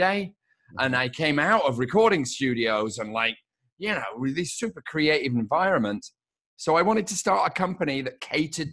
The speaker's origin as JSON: {"language": "English", "country": "United Kingdom", "moved": "as an adult", "lives_now": "Los Angeles, United States", "said": "So I'm obviously British. I've been in Los Angeles for 26 years."}